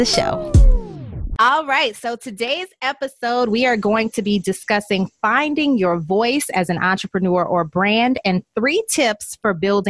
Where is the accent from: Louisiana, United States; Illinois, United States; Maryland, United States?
Louisiana, United States; New Orleans; born or raised there; moved away as an adult; also born or lived in Baltimore / Chicago / Dallas